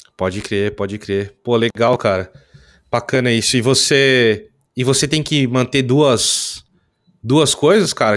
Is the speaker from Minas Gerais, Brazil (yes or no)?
no; interior of São Paulo, Brazil; eu sou do interior de São Paulo